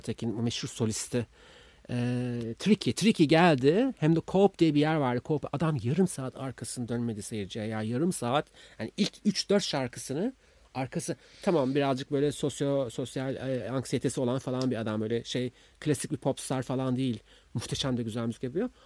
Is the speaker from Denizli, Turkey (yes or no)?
no; Istanbul, Turkey; ben İstanbulluyum ve bir parti kızıyım